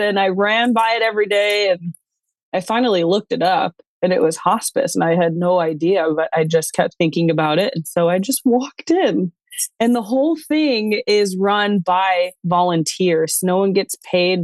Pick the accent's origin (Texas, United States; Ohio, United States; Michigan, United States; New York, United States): New York, United States; moved away; also born or lived in Western United States; I was born and raised in New York